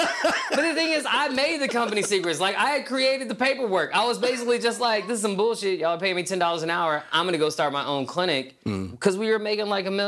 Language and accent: English; Houston, Texas, United States; I am originally from Houston, Texas.